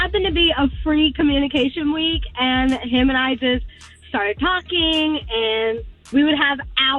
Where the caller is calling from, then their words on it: Poinciana, Florida, United States; from Poinciana.